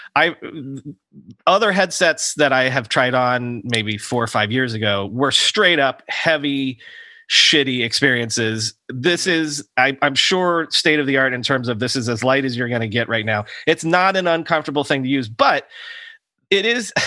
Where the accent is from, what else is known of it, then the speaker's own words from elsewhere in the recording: Fort Myers, Florida, United States; moved away; I grew up in Fort Myers.